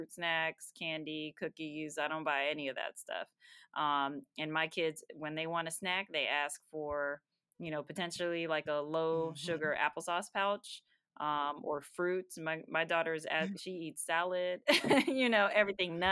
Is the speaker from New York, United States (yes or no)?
no; Simi Valley, California, United States; also born or lived in Boston, Massachusetts; now in Marietta, United States; I was born in Boston, moved when I was, three? To California, Southern California, and grew up there, spent my elementary school years in California